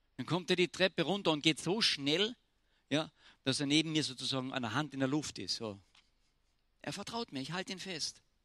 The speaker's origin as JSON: {"language": "German", "country": "Austria", "said": "Ich bin Österreicher"}